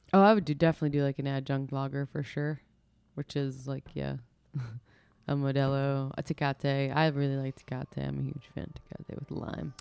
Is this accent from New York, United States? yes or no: yes; New York, United States; we're from New York